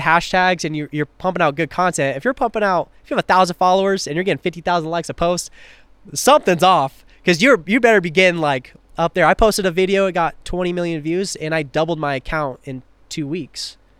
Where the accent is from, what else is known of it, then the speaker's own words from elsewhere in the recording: Tri-Cities, Washington, United States; moved away; I wanna rep my hometown." So, three cities. Tri-Cities